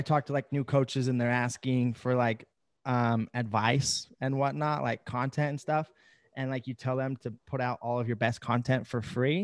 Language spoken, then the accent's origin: English; Idaho, United States; I'm in my hometown currently in Idaho. This is where I've lived. I've grown up.